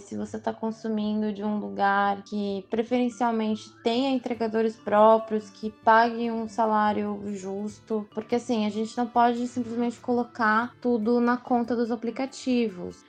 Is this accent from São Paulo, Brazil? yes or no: yes; São Paulo, Brazil; faço parte dos entregadores antifascistas, sou de São Paulo.